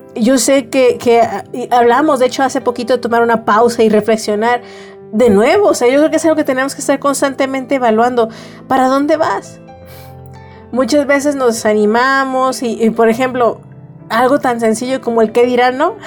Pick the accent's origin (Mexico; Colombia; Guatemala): Mexico; todas como mexicanos